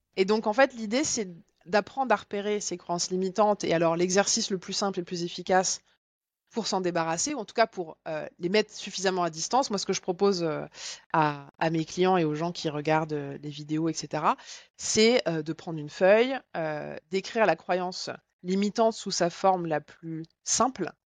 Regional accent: Bourgogne-Franche-Comté, France; je viens de Franche-Comté

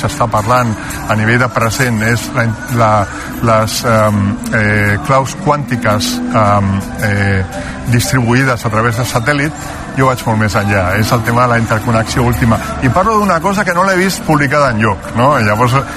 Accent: Catalonia, Spain; nosaltres que som catalans

